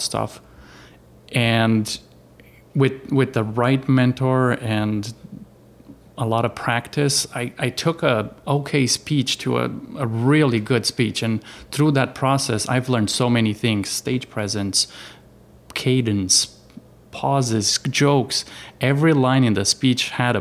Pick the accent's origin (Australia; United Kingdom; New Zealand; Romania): Romania; moved away as an adult; now in Arizona, United States; I am from Romania, from Europe. I came here in 2005. I yeah, I settled in Arizona